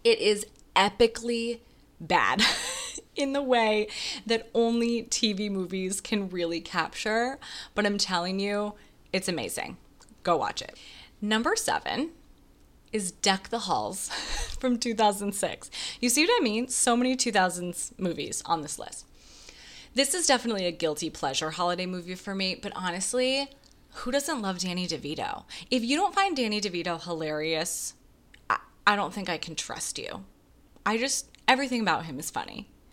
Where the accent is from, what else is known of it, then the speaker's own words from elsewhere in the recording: Wisconsin, United States; now in New York City, United States; I grew up in Wisconsin